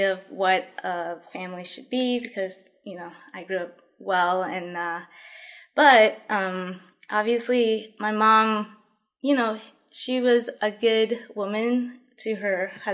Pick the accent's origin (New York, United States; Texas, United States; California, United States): New York, United States; also born or lived in Colombia / Queens; I was born in Colombia. I came here 6 months old, so I was pretty much raised in New York.